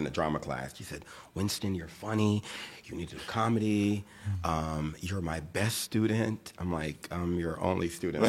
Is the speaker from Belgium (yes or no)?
no; Jamaica; I'm Jamaican